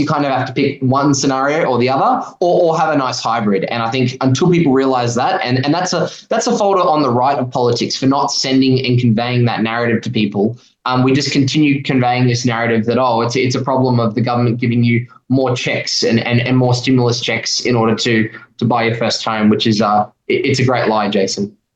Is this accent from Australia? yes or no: yes; Gold Coast, Queensland, Australia; where I grew up on the Gold Coast